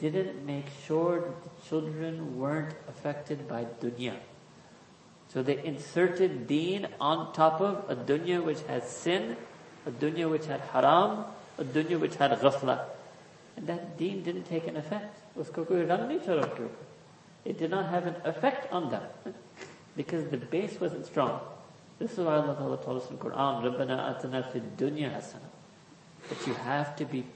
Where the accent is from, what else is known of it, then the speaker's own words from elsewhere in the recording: New York City, New York, United States; I was born and raised in New York City